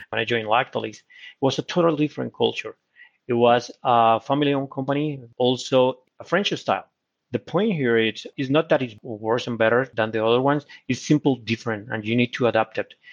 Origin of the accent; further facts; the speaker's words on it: Colombia; English is a second language; also born or lived in United States; now in Brazil; I was born in Colombia, but now I, uh, I became a Brazilian citizen